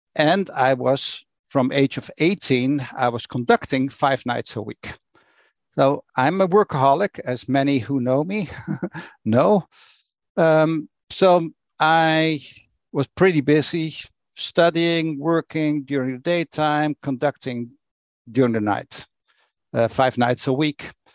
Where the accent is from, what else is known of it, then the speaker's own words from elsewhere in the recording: Rotterdam, South Holland, Netherlands; I grew up in Rotterdam, in Netherlands. That's where I was born and raised